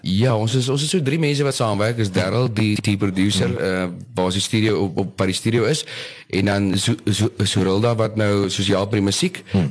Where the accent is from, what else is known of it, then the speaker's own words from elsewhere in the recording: Oudtshoorn, Western Cape, South Africa; also born or lived in Port Elizabeth; now in George, South Africa; ek is maar gebore in PE, eh, groot geword in Oudtshoorn en nou so 13 jaar in George.